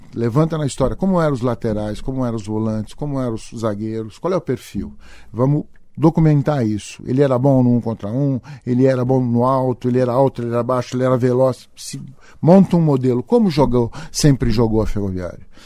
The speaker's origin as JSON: {"language": "Portuguese", "town": "Araraquara", "region": "São Paulo", "country": "Brazil", "said": "eu sou de Araraquara, recebo um convite pra ser coordenador metodológico da ferroviária"}